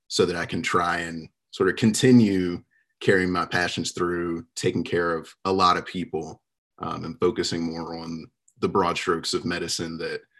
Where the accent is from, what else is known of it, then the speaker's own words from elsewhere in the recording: Jacksonville, Florida, United States; moved away as an adult; now in North Carolina, United States; I am a guy from Jacksonville, Florida, born and raised